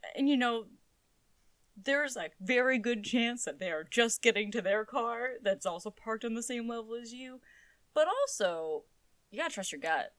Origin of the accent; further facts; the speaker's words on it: New England, United States; we're from New England.